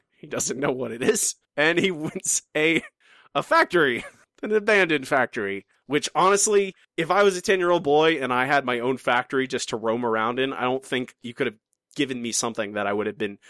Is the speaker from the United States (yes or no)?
yes; the South, United States; I grew up in the South. Like, I can't help it.